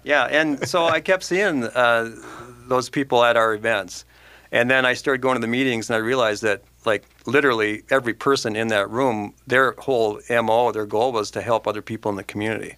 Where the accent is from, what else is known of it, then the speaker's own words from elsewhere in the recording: Mounds View, Minnesota, United States; now in Forest Lake, United States; I grew up in Moundsview